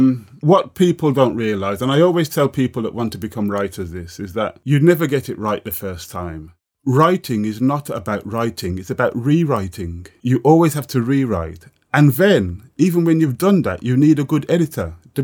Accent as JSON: {"language": "English", "country": "Jamaica", "tie": "born or raised there", "said": "would be like kind of, you know, being 7 or 8 or 9, living in Jamaica."}